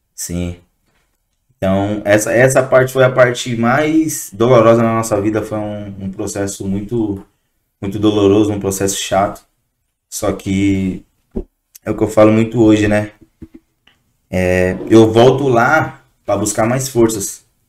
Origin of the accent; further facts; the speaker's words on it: São Paulo, Brazil; also born or lived in Guarulhos; Eu sou do Jardim Peri, na Norte. É, mais conhecido da onde a gente foi criado lá